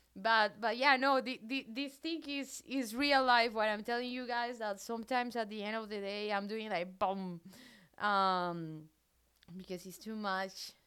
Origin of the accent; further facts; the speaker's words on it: Colombia; English is a second language; moved away as an adult; also born or lived in south of France; now in France; I'm from Colombia, but I have a very weird accent